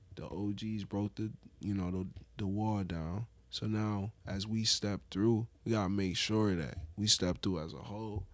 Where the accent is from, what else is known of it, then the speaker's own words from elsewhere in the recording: Buffalo, New York, United States; growing up in Buffalo